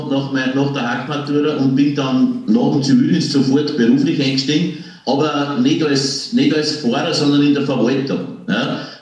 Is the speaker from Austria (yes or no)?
no; Passau, Bavaria, Germany; born there; daher bin ich in der Säuglingsklinik in Passau geboren, weil, man, weil die ganze Familie krankenversichert war in Deutschland, also in Bayern.